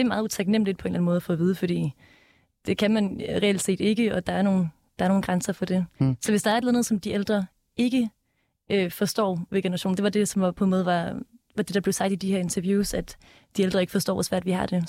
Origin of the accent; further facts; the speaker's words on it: Denmark; vi er vokset op i Danmark